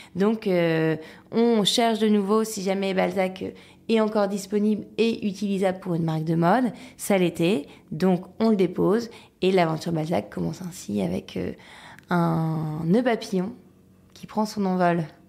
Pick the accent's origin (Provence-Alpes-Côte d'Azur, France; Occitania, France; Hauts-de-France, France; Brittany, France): Hauts-de-France, France; Lille; je suis lilloise d'origine, donc je viens du Nord. Euh, j'ai grandi dans un environnement hyper serein